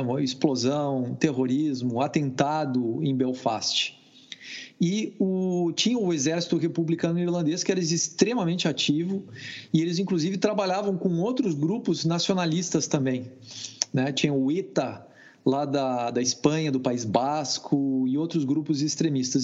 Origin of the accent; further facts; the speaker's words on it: Brazil; moved away as an adult; also born or lived in France; now in Austin, United States; eu sou brasileiro e moro nos Estados Unidos já tem 17 anos.